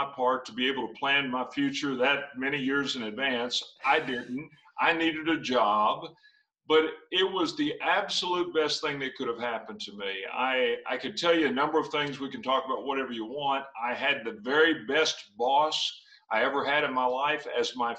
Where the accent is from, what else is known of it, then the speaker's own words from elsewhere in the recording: Western Kentucky, United States; I grew up in Western Kentucky on a farm